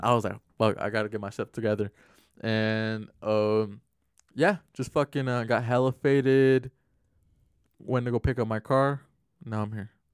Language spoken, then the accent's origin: English; Glendale, Arizona, United States; growing up in Glendale